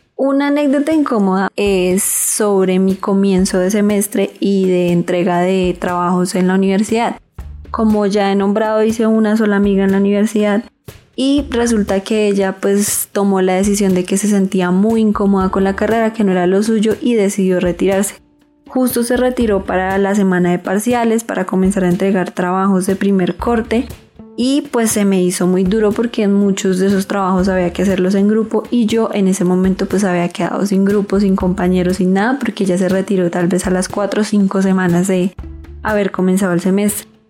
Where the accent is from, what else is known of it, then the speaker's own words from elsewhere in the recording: Girardot, Cundinamarca, Colombia; also born or lived in Ibagué; soy de Girardot